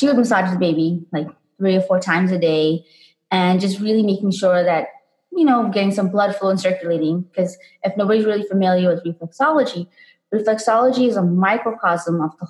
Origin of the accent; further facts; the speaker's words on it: South Africa; I grew up in South Africa